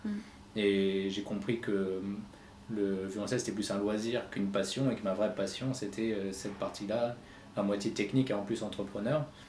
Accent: Reims, Grand Est, France; j'habite à Reims, je suis né à Reims et j'ai toujours vécu ici

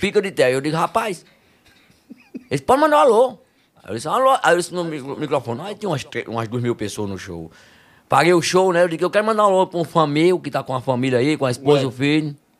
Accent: Campo Grande, Rio Grande do Norte, Brazil; sou de Campo Grande, Rio Grande do Norte.

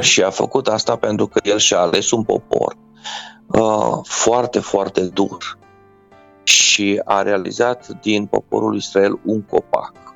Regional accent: Romania; sunt mândru că sunt român

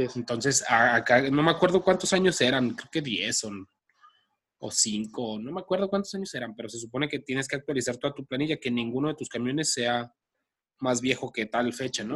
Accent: Guadalajara, Jalisco, Mexico; nosotros somos de Guanatos.

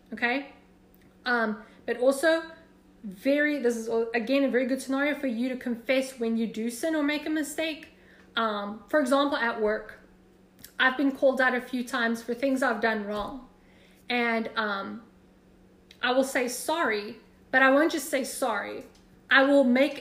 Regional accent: South Africa; moved away as an adult; now in United States; I love your accent, where are you from? And then I'd be like, South Africa

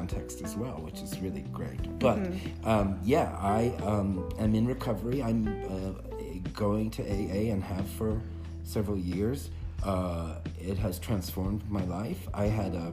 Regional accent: Boston, Massachusetts, United States; moved away as an adult; also born or lived in Williamstown, Massachusetts / Chapel Hill, North Carolina; I grew up in Boston, a working class kid.

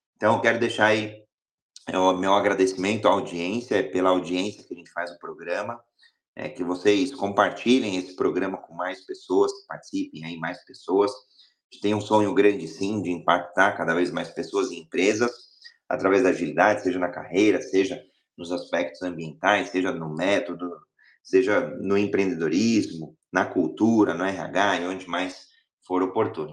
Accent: Brazil; sou brasileiro

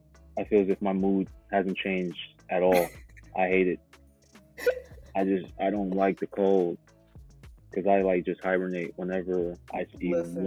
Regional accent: Buffalo, New York, United States; also born or lived in Uganda; Buffalo, New York.

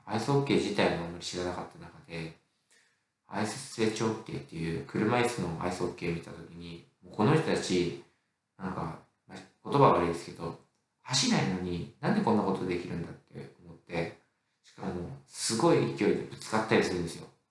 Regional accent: Nagano, Japan; 私の地元、 長野市

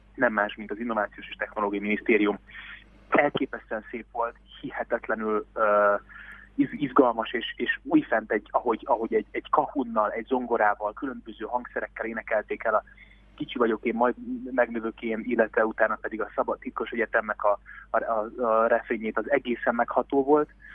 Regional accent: Veszprém, Veszprém County, Hungary; mikor Veszprémben édesapámmal kint voltunk, és a hugommal kosarazni egy lakótelepen mellettünk a görkor és deszkapályán szólt a hip-hop 024 órában. Mi ebben nőttünk föl

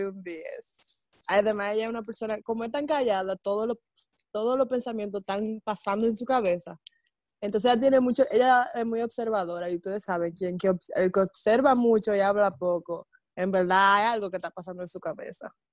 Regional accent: Dominican Republic; soy dominicana, así que mi talento va a ser talento dominicano

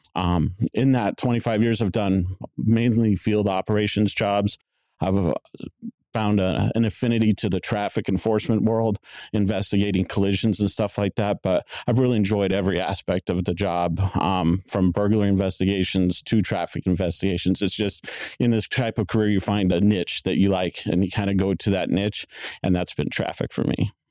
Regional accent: Tempe, Arizona, United States; also born or lived in Monterey, California; I was born in Monterey, California. My parents brought me back to Tempe when I was about four years of age, so I've lived in Tempe my whole life

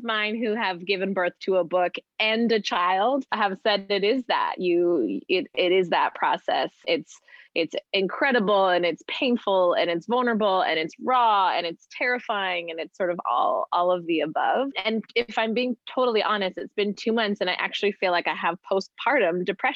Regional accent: Canada; also born or lived in Vancouver; I'm Canadian and was living in Vancouver

